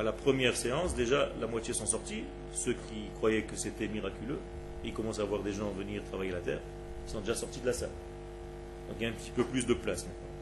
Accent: Israel; je suis né en Israël, il y avait dans ma ville mon immeuble et à 6 km la plage

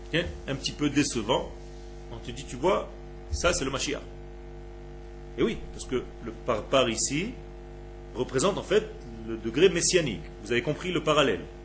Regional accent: Israel; je suis né en Israël, il y avait dans ma ville mon immeuble et à 6 km la plage

